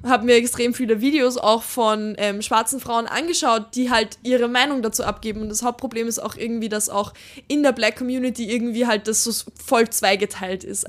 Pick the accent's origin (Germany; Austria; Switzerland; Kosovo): Austria; Wir sind ganz gerade so in Österreich, wir sind am Land aufgewachsen